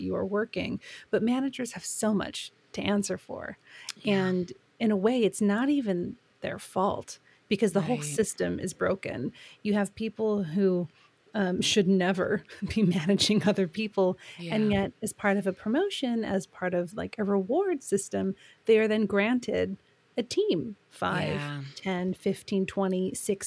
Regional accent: United States; accent: American; moved away as an adult; now in United Kingdom; I am American. I've lived in the UK for a long time

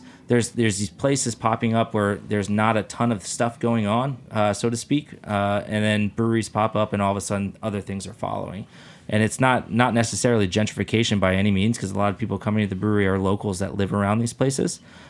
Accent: Pennsylvania, United States; moved away; There's a lot of breweries from my hometown of Pennsylvania that are popping up in an old industrial district

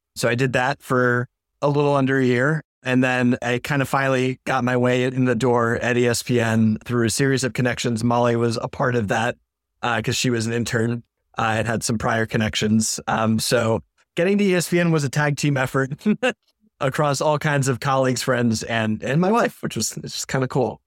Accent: Maine, United States; moved away as an adult; now in Syracuse, United States; I was a hu-, huge Boston sports fan growing up in Maine all my life.

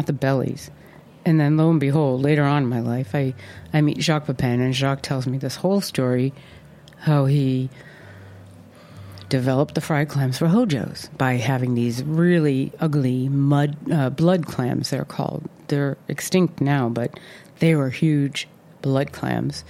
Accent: Boston, Massachusetts, United States; born or raised there

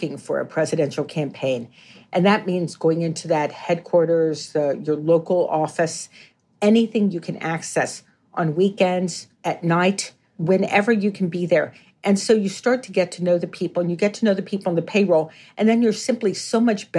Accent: Washington, District of Columbia, United States; I grew up in the Washington, D.C. area

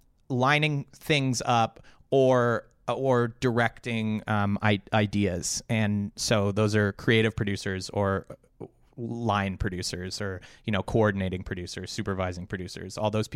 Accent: Canada; I am a Canadian, yeah.

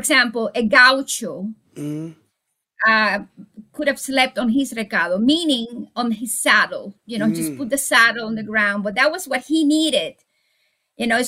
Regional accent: Santiago de Cuba, Cuba; came from actually my hometown. They were Spaniards who had settled in Santiago de Cuba

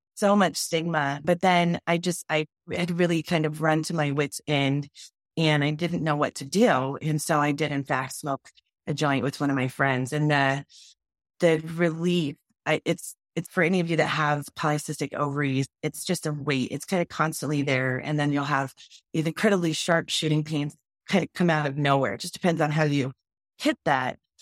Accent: Wyoming, United States; a brown girl growing up in Wyoming in a ranching community

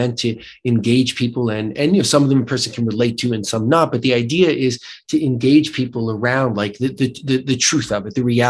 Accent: United States; accent: American; my terrible American accent

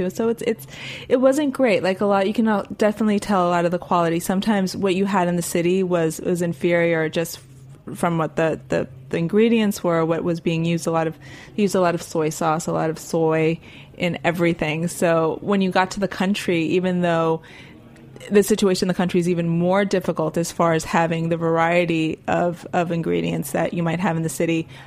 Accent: Miami, Florida, United States; now in New York, United States; I think I've I've living in New York after growing up in Miami, not necessarily having like central air, these kind of very acclimated um, living situations.

